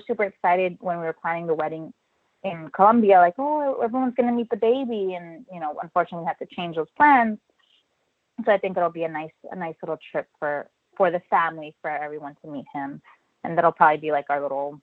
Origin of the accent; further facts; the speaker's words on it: Tunisia; now in United States; I was born in Tunisia in North Africa, and I have siblings there